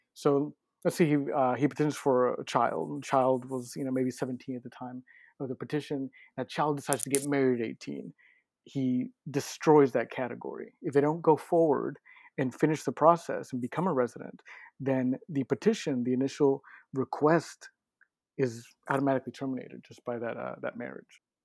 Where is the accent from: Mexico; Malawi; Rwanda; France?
Mexico; now in United States; I'm from Mexico